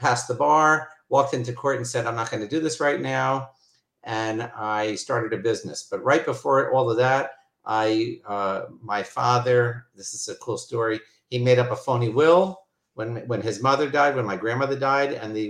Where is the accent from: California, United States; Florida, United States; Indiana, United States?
Florida, United States; Miami Beach; moved away; also born or lived in New York; I grew up in Miami Beach. I have two brothers. We all grew up modern Orthodox.